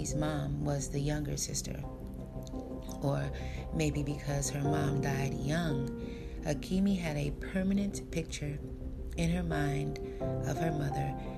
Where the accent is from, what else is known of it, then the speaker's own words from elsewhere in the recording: United States; first language English; my first language I was born into speaking, is the American version of English. I am an American-born African woman